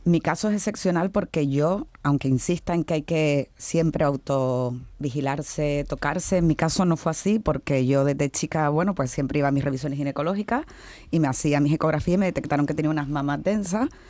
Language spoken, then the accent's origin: Spanish; Canary Islands, Spain; now in Seville, Spain; como dirían en mi tierra, yo soy canaria